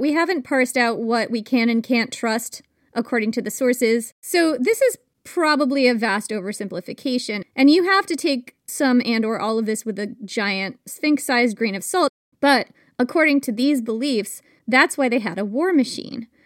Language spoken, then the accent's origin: English; New York, United States; a New Yorker who's lived in tiny apartments in New York for much of my adult life